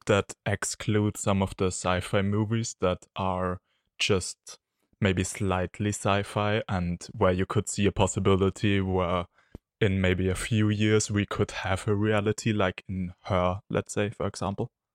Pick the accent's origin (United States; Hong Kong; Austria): Austria; from Austria